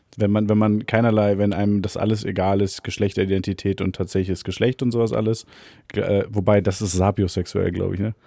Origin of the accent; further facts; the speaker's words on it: a small village near Cologne, North Rhine-Westphalia, Germany; in dem Dorf, in dem wir aufgewachsen sind